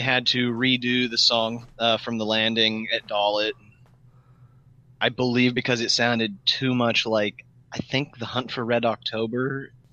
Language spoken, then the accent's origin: English; United States; being an American